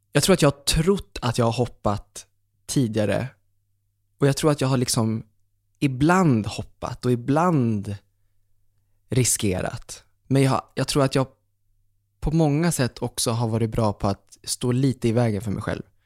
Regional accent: Umeå, Västerbotten County, Sweden; moved away; jag var hemma i Umeå, minns jag. Och så satt jag hemma med pappa

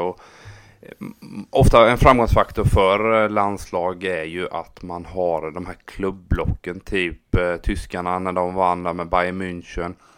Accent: Habo, Jönköping County, Sweden; min hemby Habo

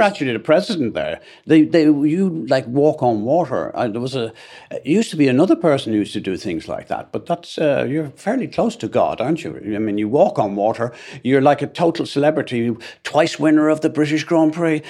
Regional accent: Ireland; as an Irishman

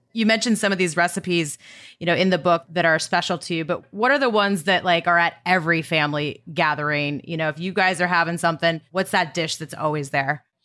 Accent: Montana, United States; growing up in Montana, riding in the truck with my dad

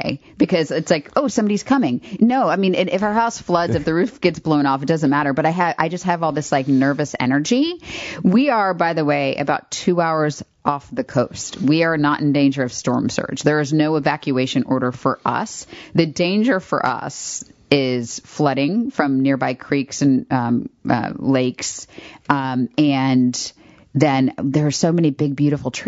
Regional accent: west coast of Florida, United States; also born or lived in Orlando, Florida; now in Raleigh, United States; I grew up in Florida

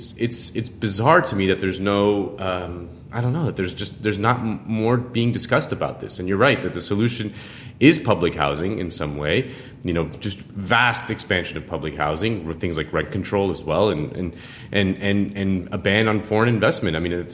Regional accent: Miami, Florida, United States; I'm from Miami, and it's been crazy to see in the last couple decades how the city has transformed into a sort of playground for largely Latin American oligarchs

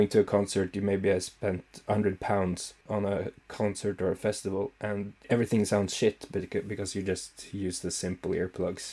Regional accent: Scotland, United Kingdom; I'm Scottish.

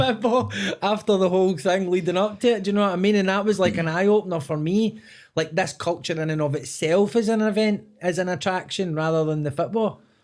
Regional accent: Scotland, United Kingdom; And as Scottish people, particularly in our part of the country, we speak very fast.

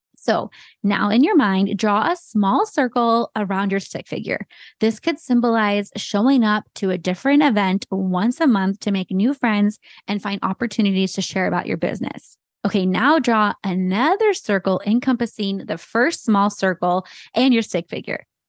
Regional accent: Santa Cruz, California, United States; also born or lived in San Jose, California; growing up in the Bay Area and having Santa Cruz be my hometown

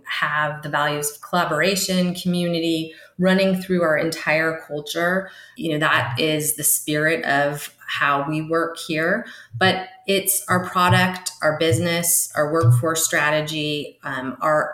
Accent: San Jose, California, United States; now in Idaho, United States; I'm a Bay Area native. I was born and raised in San Jose, California

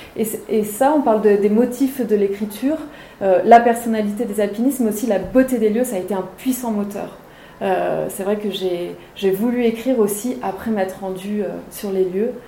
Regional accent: Maurienne, Auvergne-Rhône-Alpes, France; moved away; j'ai passé mon enfance en Maurienne

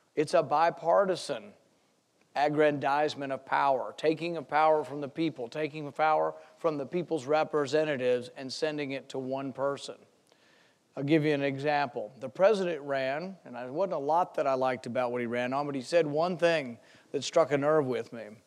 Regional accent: Flyover America, United States; I'm from Flyover America.

